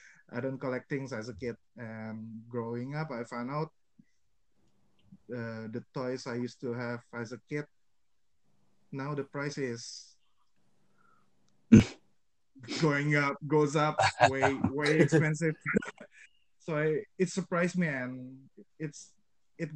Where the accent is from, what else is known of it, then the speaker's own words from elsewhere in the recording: Jakarta, Indonesia; I was born in Jakarta back in 1989.